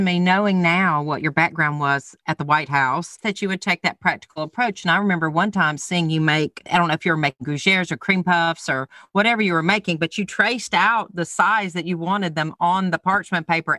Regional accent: the South, United States; I'm from the South

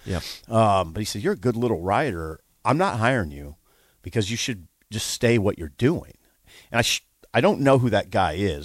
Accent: Columbus, Nebraska, United States; moved away as an adult; now in Lincoln, United States; I was from Columbus

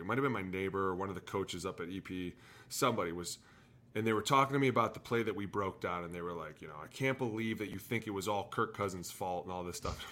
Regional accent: Cleveland, Ohio, United States; I'm from Cleveland.

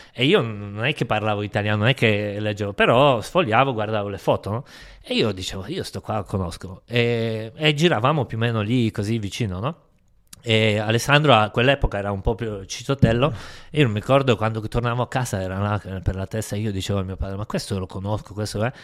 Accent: Poland; Io sono nato sette dicembre, in Polonia

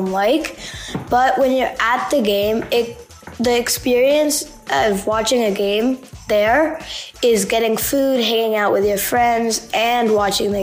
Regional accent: San Francisco, California, United States; I'm 11 years old, and I'm from San Francisco

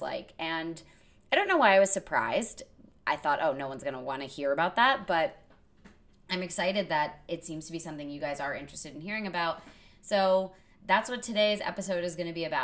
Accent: Connecticut, United States; also born or lived in Vermont; growing up in Connecticut as an only child, we lived close enough to New York City that my parents could bring me in on auditions.

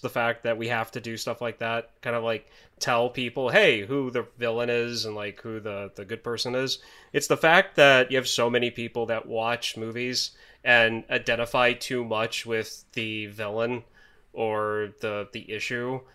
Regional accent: United States; As an American

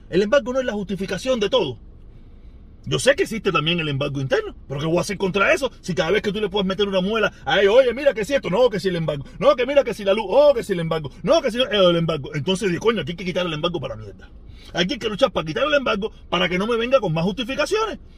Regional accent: Cuba; now in United States; Yo hace, yo hace mucho tiempo me fui de Cuba, yo dije, mi lucha es en la Yuma

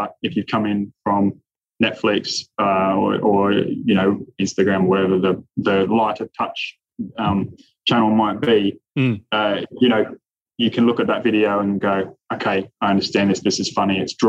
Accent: Australia; You know, you watching, as an Australian, watching Piastri last year

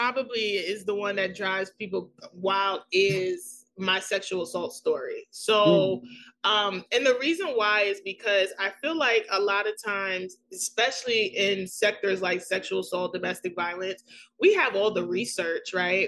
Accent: New York City, New York, United States; accent: thick New York; I'm from New York City. I have the thick New York accent

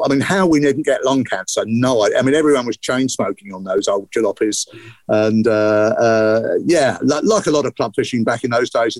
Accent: West London, United Kingdom; also born or lived in Bedfont / Ashford / Egham / Staines; you were North London and I was West London. So my family worked around the airport area. So I was born in Bedfont.

